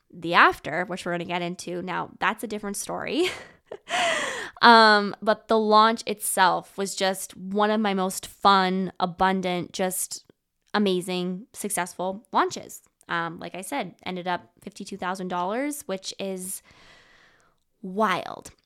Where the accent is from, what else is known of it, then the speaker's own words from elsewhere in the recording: Canada; also born or lived in Vancouver; I am a Canadian girl. I live in Canada